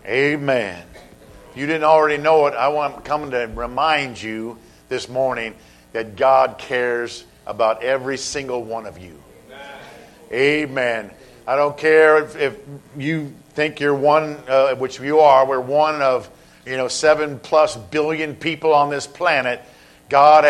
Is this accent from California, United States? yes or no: yes; Southern California, United States; I've been growing up in Southern California